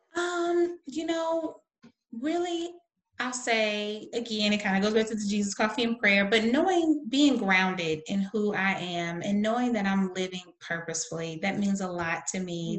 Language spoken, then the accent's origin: English; the South, United States; I'm from the South in the United States